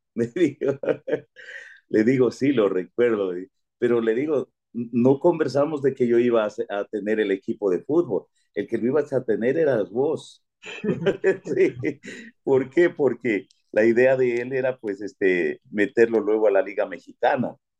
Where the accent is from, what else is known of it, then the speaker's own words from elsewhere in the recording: Pindal, Loja, Ecuador; moved away; nací en Pindal y siempre pues este, estuve eh, estudiando fuera